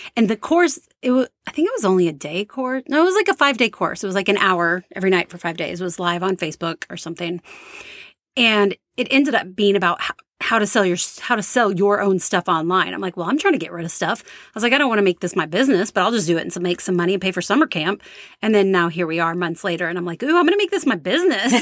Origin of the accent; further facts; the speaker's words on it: Texas, United States; moved away as an adult; now in Charlottesville, United States; We are from Texas